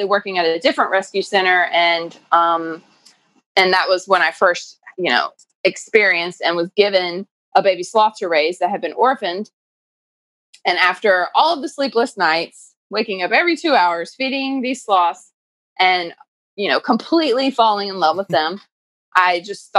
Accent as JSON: {"language": "English", "town": "Durham", "region": "North Carolina", "country": "United States", "also_born_or_lived": "Oxford, United Kingdom", "said": "I am from Durham, North Carolina, originally"}